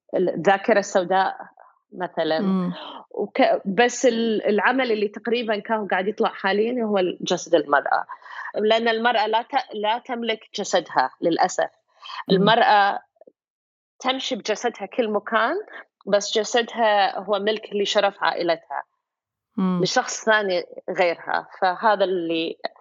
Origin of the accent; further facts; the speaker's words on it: Kuwait; moved away as an adult; now in United States; عندك اكسنت انا من الكويت